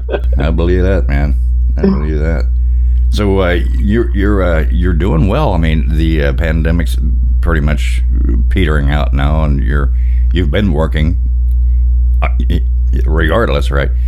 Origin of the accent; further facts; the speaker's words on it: Pine Bluff, Arkansas, United States; I'm originally from Pine Bluff, Arkansas, and it gets warm for sure